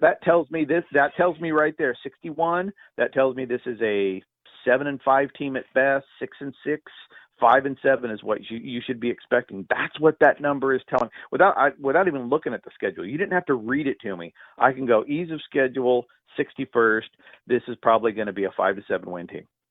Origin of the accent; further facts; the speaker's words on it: California, United States; growing up in the 70s in ultra rural California